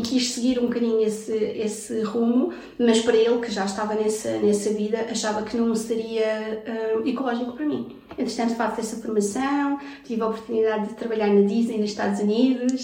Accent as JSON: {"language": "Portuguese", "country": "Portugal", "tie": "born or raised there", "also_born_or_lived": "Brazil", "said": "nasci no Brasil, vim para cá com 7 anos, então eu sou filha de imigrantes"}